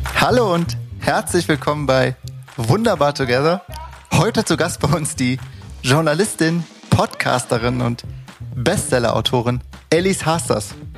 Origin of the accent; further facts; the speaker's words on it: Cologne, North Rhine-Westphalia, Germany; dass ich auch äh, südstadt bin und auch aus Köln komme